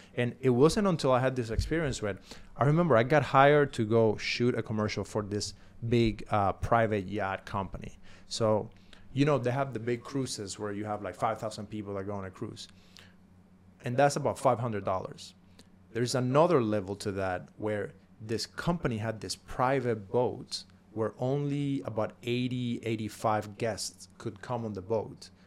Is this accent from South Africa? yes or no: no; Cuba; now in United States; I'm coming from Cuba.